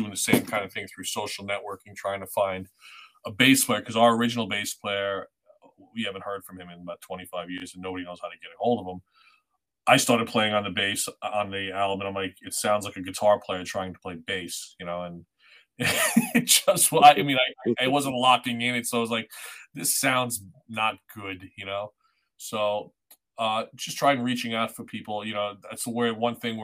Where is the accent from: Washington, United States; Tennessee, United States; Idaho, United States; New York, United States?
New York, United States; Long Island; moved away as an adult; now in Connecticut, United States; I'm originally from New York